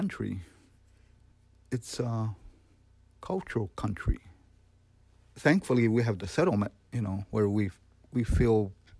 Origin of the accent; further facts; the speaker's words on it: Iowa, United States; But in Iowa, in our region, we've lived there. We know how to live in it.